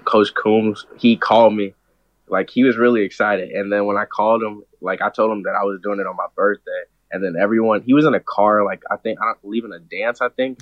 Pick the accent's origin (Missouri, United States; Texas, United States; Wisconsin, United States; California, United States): Missouri, United States; St. Louis; a lot of people from my hometown like go there for college